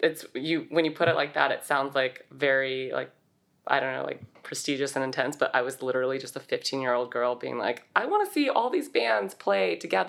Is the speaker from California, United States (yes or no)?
yes; Saratoga, California, United States; So I grew up in Saratoga, California. This is a town in the Bay. I've been there my whole life